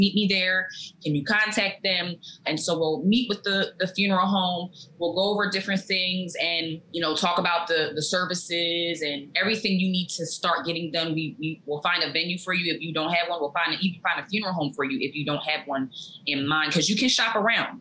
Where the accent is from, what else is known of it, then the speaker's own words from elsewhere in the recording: New Jersey, United States; also born or lived in Maryland; I'm from Jersey. I'm a native of Jersey. I was born here, still live here.